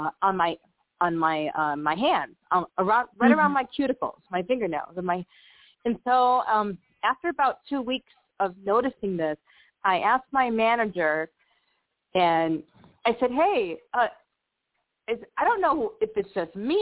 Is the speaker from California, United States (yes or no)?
no; Buffalo, New York, United States; moved away as an adult; also born or lived in San Antonio, Texas; I grew up in Buffalo, New York, and but I've also lived about 19 years in Buffalo, about 18 years in San Antonio, Texas, and I currently live back in the Buffalo area.